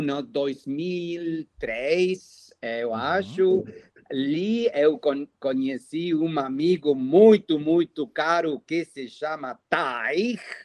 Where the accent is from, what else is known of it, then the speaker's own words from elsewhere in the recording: Buenos Aires, Argentina; Portuguese is a second language; eu nasci é, na cidade de Buenos Aires, na Argentina